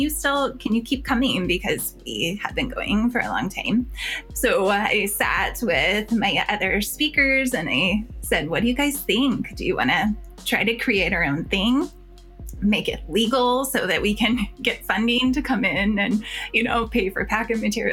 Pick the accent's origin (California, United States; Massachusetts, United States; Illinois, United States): Illinois, United States; Chicago Heights; moved away; I'm from Chicago.